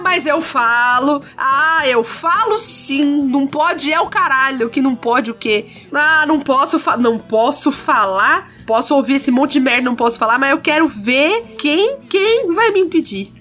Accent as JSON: {"language": "Portuguese", "region": "South Region", "country": "Brazil", "said": "Sou do Sul"}